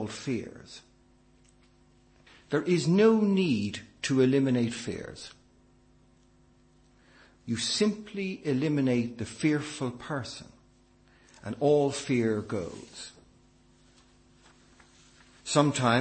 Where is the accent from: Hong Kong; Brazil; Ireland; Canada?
Ireland; as an Irishman